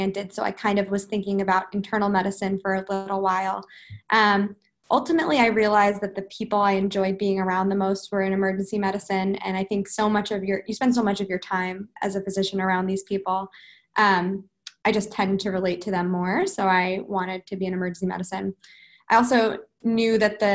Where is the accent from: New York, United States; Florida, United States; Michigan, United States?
New York, United States; moved away as an adult; also born or lived in New Jersey; I grew up in New York